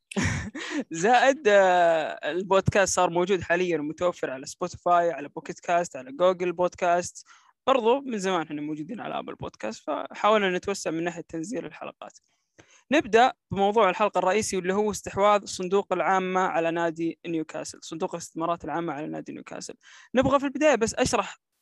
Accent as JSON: {"language": "Arabic", "country": "Saudi Arabia"}